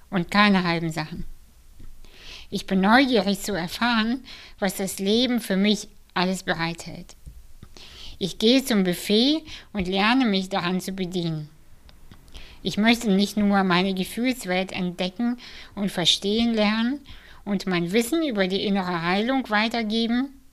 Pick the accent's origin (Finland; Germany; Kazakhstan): Kazakhstan; born there